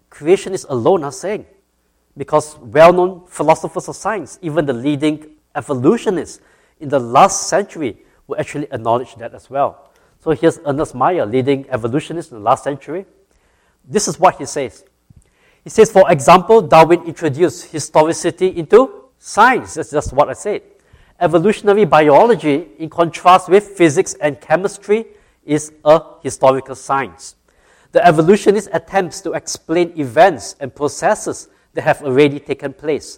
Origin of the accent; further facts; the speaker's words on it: Singapore; moved away as an adult; now in Georgia, United States; I grew up in Singapore